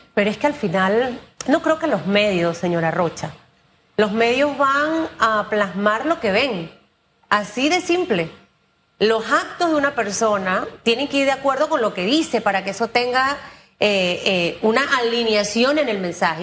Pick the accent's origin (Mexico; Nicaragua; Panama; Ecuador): Panama; yo siendo panameña